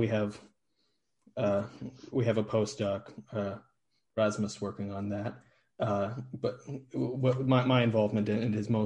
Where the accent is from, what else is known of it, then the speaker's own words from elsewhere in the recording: Niagara region, Southern Ontario, Canada; first language English; moved away as an adult; also born or lived in Ireland; now in Aarhus, Denmark; I'm from the Niagara region, Southern Ontario in Canada, originally.